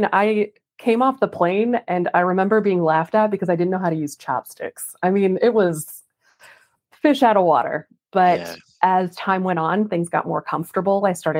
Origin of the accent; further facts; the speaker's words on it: New York, United States; now in Dallas, United States; New York.